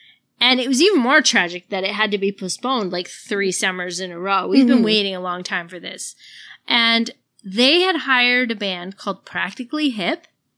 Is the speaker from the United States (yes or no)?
no; Canada; I'm a Canadian. But to be fair, my parents are French Canadian and I'm a military kid. So I've moved around my whole life and I'm French.